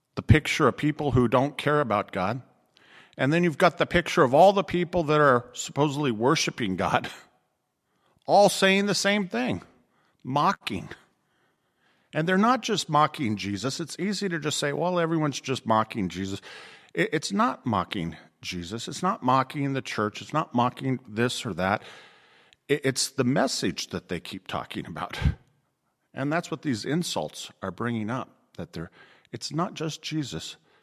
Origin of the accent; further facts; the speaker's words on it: Riverside, California, United States; moved away; my hometown in Riverside